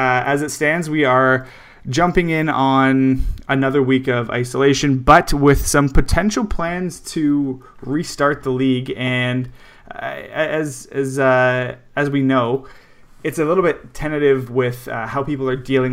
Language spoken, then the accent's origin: English; Canada; I'm Canadian